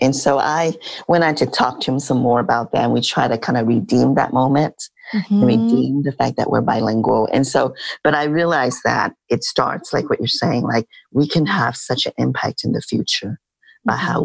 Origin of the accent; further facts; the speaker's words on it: Midwest, United States; So I grew up in the Midwest, but my family came to the States when I was little. So I'm a Midwestern girl.